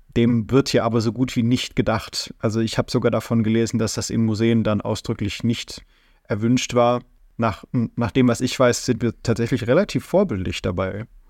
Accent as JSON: {"language": "German", "country": "Germany", "said": "wir in Deutschland"}